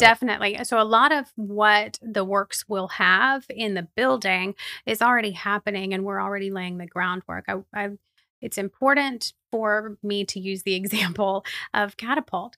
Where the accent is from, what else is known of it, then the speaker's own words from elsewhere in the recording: Plant City, Florida, United States; also born or lived in Lakeland; I am a native Floridian, which is a strange thing, I think, sometimes, but I was, um, born and raised in Plant City